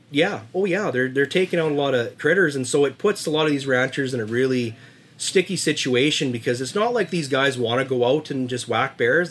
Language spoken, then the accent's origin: English; Pouce Coupe / Puggins Mountain area, British Columbia, Canada; growing up in Puggins Mountain, we'd always see grizzly tracks in the spring